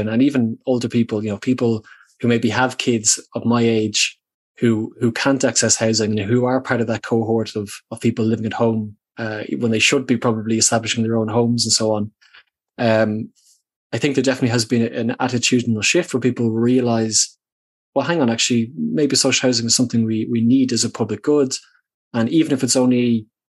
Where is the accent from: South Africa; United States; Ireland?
Ireland; Dublin, Leinster; when I was a kid growing up in Dublin